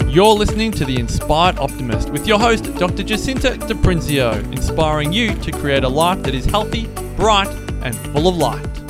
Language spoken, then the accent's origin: English; Mandurah, Western Australia, Australia; I grew up in Mandurah, which is an hour south of Perth in WA, Australia on a coastal town with my family and my sister, Candace